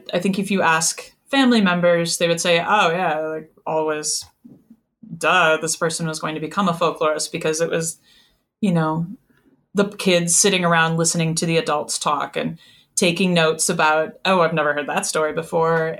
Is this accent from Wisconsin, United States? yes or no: yes; Wisconsin, United States; moved away as an adult; also born or lived in Madison; When I was growing up in Wisconsin, we listened to Down Home Dairyland